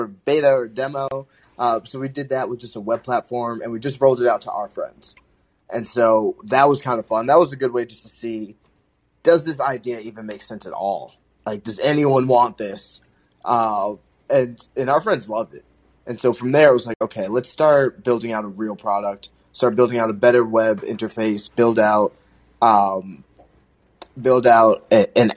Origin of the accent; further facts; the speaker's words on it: Long Island, New York, United States; now in Boston, United States; I'm from Long Island, currently based in Boston